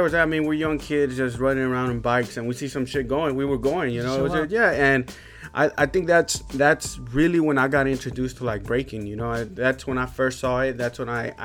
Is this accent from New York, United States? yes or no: no; Houston, Texas, United States; I grew up in Second Ward, born and raised, but then I moved to RV, another neighborhood